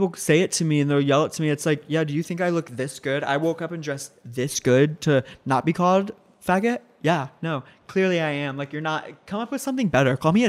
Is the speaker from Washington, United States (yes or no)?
no; Virginia, United States; I'm from Virginia. I worked in politics for 5 years. I moved all around Virginia.